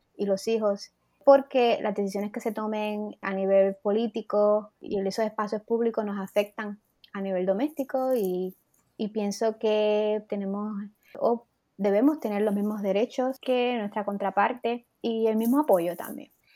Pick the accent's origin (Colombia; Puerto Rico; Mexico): Puerto Rico; now in United States; soy una mujer puertorriqueña